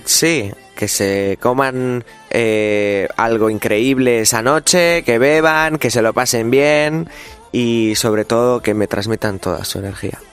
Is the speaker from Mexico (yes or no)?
no; Ricote, Region of Murcia, Spain; mi pueblo de Ricote, de mi, de mi, de mi Murcia querida